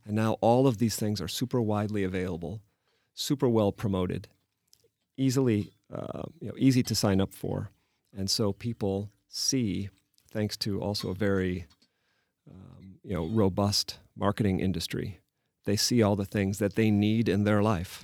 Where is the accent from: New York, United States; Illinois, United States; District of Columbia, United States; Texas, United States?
Illinois, United States; Chicago; moved away as an adult; also born or lived in Paris, France; now in Prague, Czech Republic; I'm from Chicago